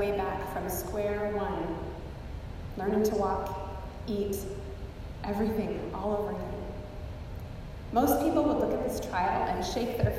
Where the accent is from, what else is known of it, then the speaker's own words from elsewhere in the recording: the Cascades, Skagit Valley, Washington, United States; now in Texas, United States; Growing up in the Cascades and with the Olympics just a short drive away